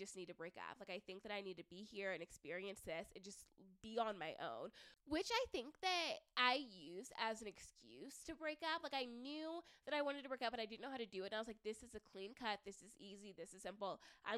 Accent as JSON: {"language": "English", "region": "the South", "country": "United States", "tie": "born or raised there", "moved": "as an adult", "lives_now": "Denver, United States", "said": "growing up in the South"}